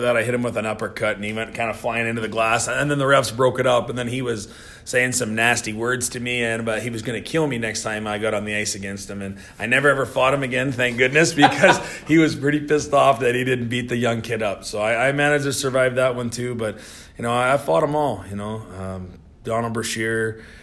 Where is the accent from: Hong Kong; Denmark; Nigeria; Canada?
Canada; Moose Jaw, Saskatchewan; moved away as an adult; also born or lived in Minot, North Dakota / Worcester, Massachusetts; now in St. Louis, United States; I played two years in my hometown of Moose